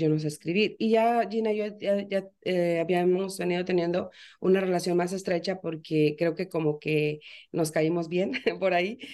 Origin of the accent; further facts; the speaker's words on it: Veracruz, Mexico; now in Florida, United States; yo soy mexicana, nací en Veracruz, pero hoy por hoy estoy en Florida.